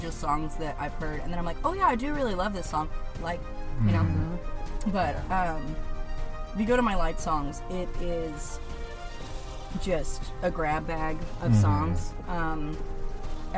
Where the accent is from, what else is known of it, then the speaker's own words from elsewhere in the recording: San Antonio, Texas, United States; moved away; I'm from San Antonio, Texas